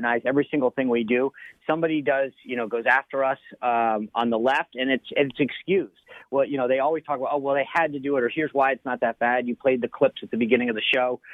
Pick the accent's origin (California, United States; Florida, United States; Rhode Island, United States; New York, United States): Rhode Island, United States; moved away; I grew up in Rhode Island